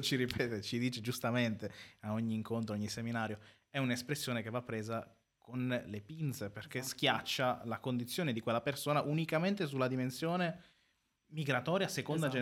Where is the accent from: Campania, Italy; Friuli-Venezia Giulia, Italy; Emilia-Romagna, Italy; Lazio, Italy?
Emilia-Romagna, Italy; Carpi; in quanto nato comunque qua a Carpi, quindi eh, modenese di provincia, però i miei genitori sono, sono siciliani